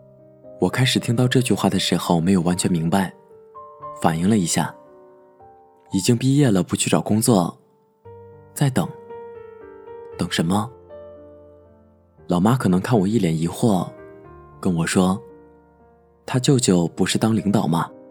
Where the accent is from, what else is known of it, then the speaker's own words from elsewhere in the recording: Northeast China, China; 我的老家在一个东北偏远的小城市。从上大学开始在外地上学，由于回家不太方便，一年最多也就回家两次。